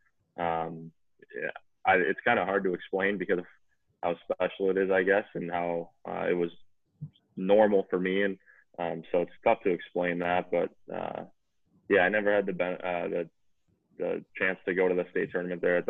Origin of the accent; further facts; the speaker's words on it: Hugo, Minnesota, United States; I grew up in Hugo, Minnesota.